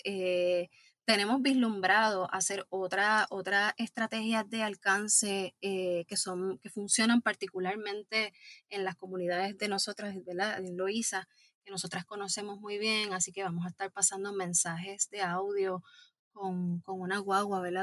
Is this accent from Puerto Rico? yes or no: yes; Puerto Rico; como puertorriqueñas y puertorriqueños